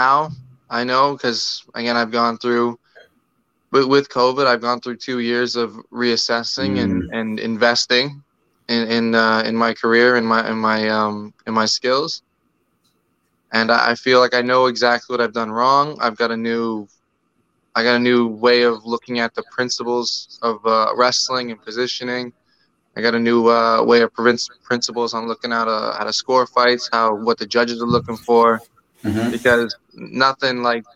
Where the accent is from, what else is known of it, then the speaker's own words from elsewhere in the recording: Toronto, Ontario, Canada; I grew up in Rexdale